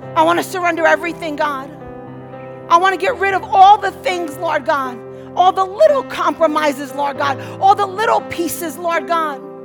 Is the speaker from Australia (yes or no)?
no; New York City, New York, United States; moved away; I'm from Brooklyn